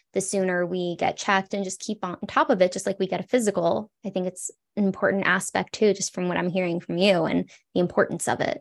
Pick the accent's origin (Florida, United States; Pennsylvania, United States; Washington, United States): Florida, United States; South; also born or lived in California; now in Colorado, United States; I grew up in South Florida, lived in California.